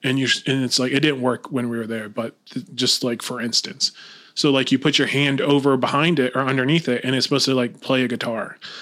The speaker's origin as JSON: {"language": "English", "town": "Lakeland", "region": "Florida", "country": "United States", "tie": "born or raised there", "said": "I'm originally from Lakeland, Florida. Born and raised"}